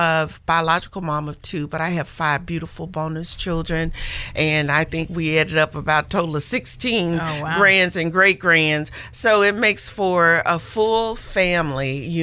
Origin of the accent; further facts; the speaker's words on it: Arkansas, United States; moved away; I'm a Southern woman. I grew up in Arkansas